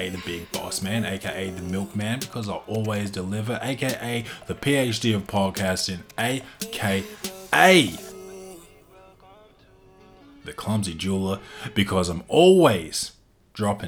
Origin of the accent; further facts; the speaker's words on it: Adelaide, South Australia, Australia; I'm from Adelaide. I'm in Adelaide